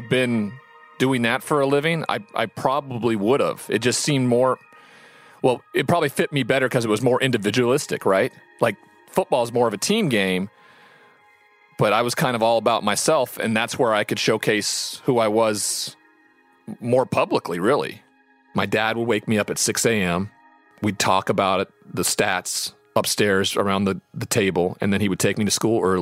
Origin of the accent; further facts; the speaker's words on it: Great Falls, Montana, United States; I'm from Great Falls, Montana. I'm the only Montanan who's ever been drafted in the first round of the NFL draft.